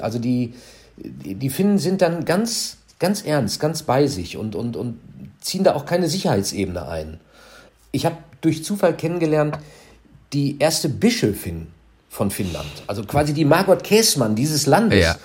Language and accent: German; Minden, North Rhine-Westphalia, Germany; zwölf Kilometer von meiner Heimatstadt Minden